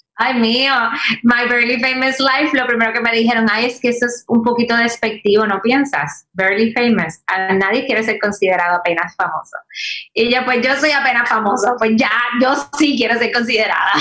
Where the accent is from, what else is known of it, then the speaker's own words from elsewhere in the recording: Puerto Rico; como buena puertorriqueña